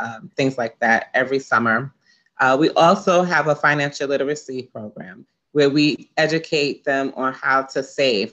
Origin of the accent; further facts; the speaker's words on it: New York City, New York, United States; I grew up in East Flatbush